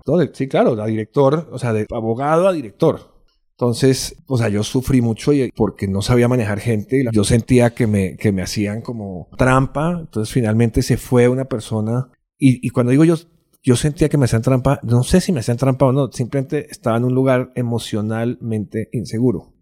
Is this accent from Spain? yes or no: no; Bogotá, Colombia; also born or lived in London; nací en Colombia, nací en Bogotá